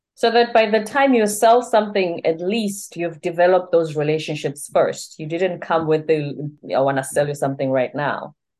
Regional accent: South Africa; now in United States; I'm in the U S, I'm from South Africa

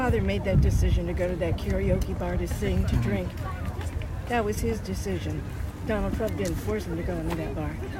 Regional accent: Jackson, Michigan, United States; I'm from Jackson, Michigan. I'm 73

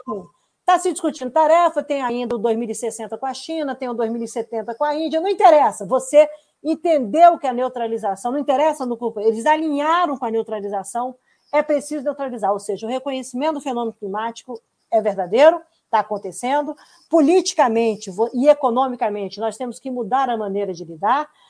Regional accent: Brazil; como brasileiros

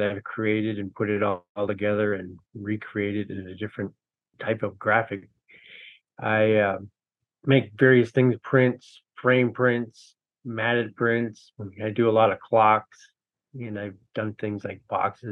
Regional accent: Minneapolis, Minnesota, United States; moved away as an adult; also born or lived in Red Lake, Minnesota; now in Grand Portage, United States; I grew up in Minneapolis and went to college there, and moved away in about 98

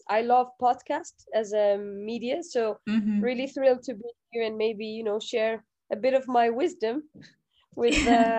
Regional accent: Algeria; English is a second language; entrepreneurship was never on the cards for me. I grew up in a country where, you

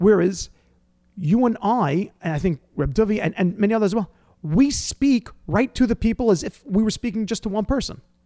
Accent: New York, United States; I'm from New York.

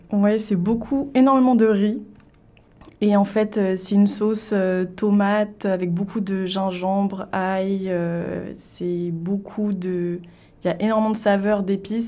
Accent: Le Mans, Pays de la Loire, France; also born or lived in Paris; now in Toronto, Canada; moi, je suis née au Mans, dans la Sarthe. Ensuite, j'ai déménagé à Paris

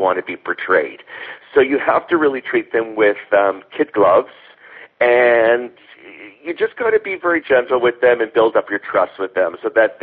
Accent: Thornhill, Ontario, Canada; I grew up in Thornhill.

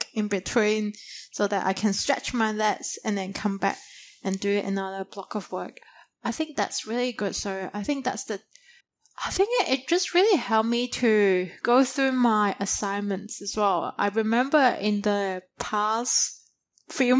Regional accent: China; moved away as an adult; now in Australia; when I grew up in China in primary school or high school, we always have this true dedicated nap time between 12 to 2

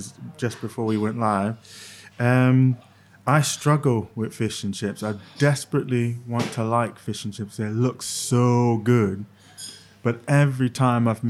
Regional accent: New Jersey, United States; born or raised there

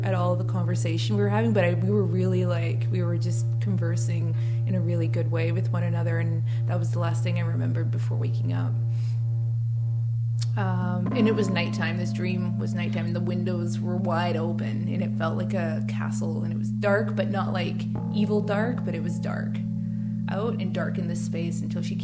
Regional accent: Secwepemc Nation, British Columbia, Canada; I come from Seashell Nation.

